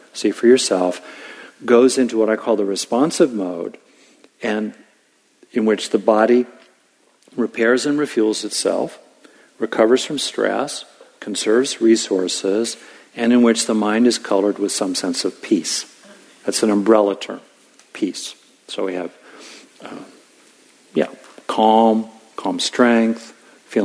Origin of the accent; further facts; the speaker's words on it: Southern California, United States; I grew up in Southern California.